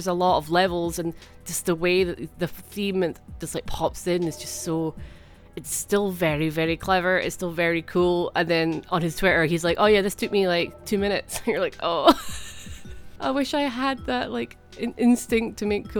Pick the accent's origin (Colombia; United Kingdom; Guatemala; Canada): United Kingdom; Scotland; I'm Scottish